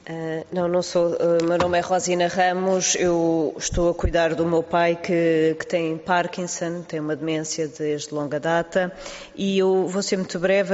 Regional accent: Lisbon, Portugal; eu sou de Lisboa

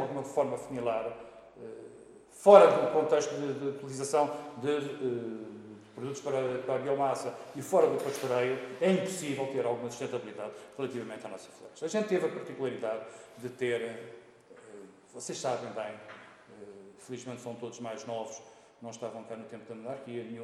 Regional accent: Lisbon, Portugal; sou natural de Lisboa, mas a minha família, eh, da parte da minha mãe, é de Mangualde

